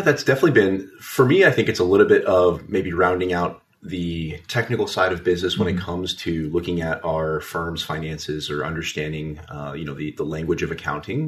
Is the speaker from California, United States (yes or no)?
no; Las Vegas, Nevada, United States; also born or lived in Nashville; now in Washington, D.C., United States; I'm originally from Las Vegas, Nevada, uh, but I do call Washington D.C. home now